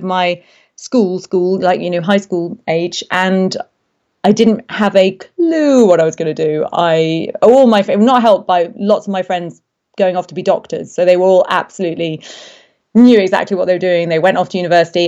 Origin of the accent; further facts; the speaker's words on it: Derby, East Midlands, United Kingdom; Well, I grew up in the Midlands, north of England, a place called Derby.